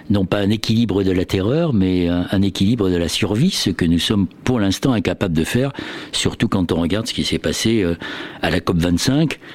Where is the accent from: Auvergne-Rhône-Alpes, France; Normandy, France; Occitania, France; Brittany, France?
Brittany, France; Bah, moi, je viens de Bretagne, donc forcément, c'est ce qui me vient